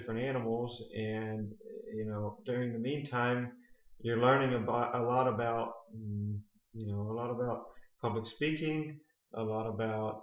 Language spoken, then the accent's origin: English; St. Lucie County, Florida, United States; also born or lived in Gainesville, Florida / Texas; I grew up in St. Lucie County on Adams Ranch here